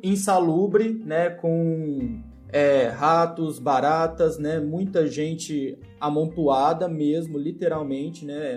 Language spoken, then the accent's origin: Portuguese; Monte Alegre de Minas, Minas Gerais, Brazil; now in Uberlândia, Brazil; Não nasci em Uberlândia, nasci em Monte Alegre, mas moro em Uberlândia, né? Há muito tempo